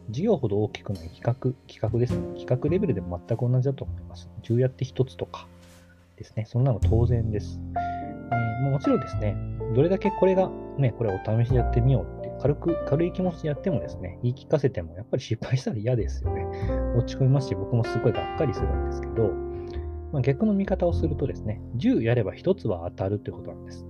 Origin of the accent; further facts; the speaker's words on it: Kagawa, Japan; 地元の香川